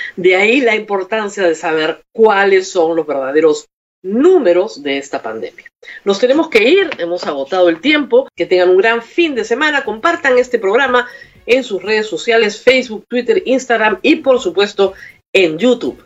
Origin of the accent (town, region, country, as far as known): Peru